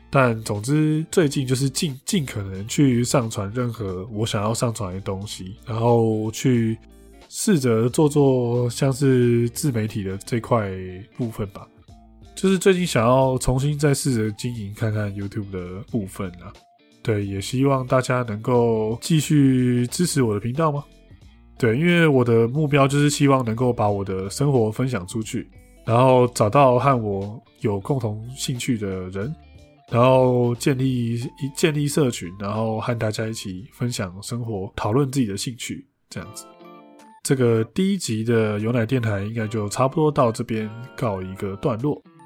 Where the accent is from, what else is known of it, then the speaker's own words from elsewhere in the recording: Taiwan; 台湾人其实，在某一些部分的文化，其实是蛮值得其他国家的人去效仿